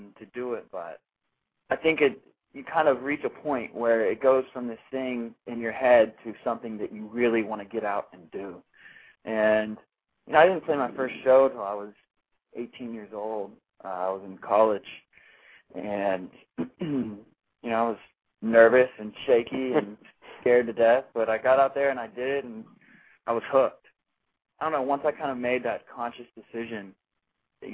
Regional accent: Magnolia, Texas, United States; moved away as an adult; also born or lived in New York; now in Austin, United States; I was born and raised in Texas

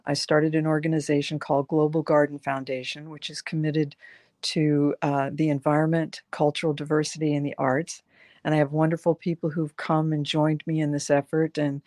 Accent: the South, United States; moved away; also born or lived in the North; I grew up early in the South

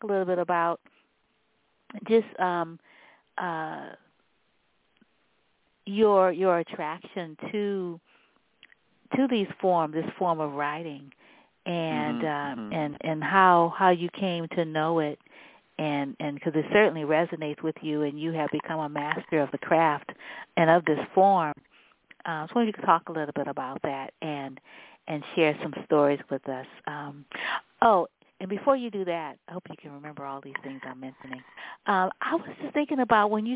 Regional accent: San Francisco, California, United States; also born or lived in New Orleans; I grew up in San Francisco.

